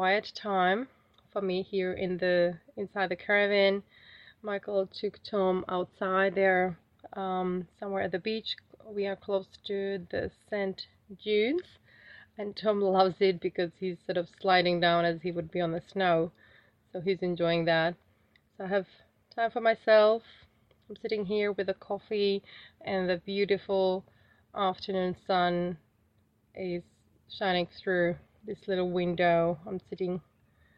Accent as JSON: {"language": "English", "country": "Czechia", "moved": "as an adult", "lives_now": "Australia", "said": "the heating system that I'm used to from Czech Republic is so comfortable"}